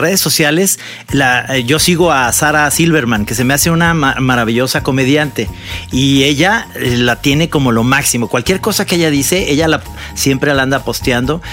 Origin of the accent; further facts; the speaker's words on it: Guadalajara, Jalisco, Mexico; yo que soy de Guadalajara